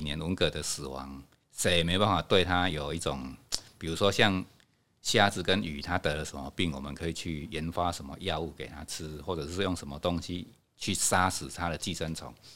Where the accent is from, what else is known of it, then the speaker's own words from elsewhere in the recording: Hanbao Village, Fangyuan Township, Changhua County, Taiwan; 我是汉堡人，从小在这边长大